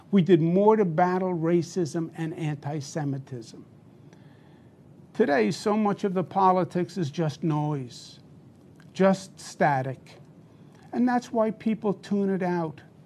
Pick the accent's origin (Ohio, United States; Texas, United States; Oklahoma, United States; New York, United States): New York, United States; I'm a New, New Yorker, born and bred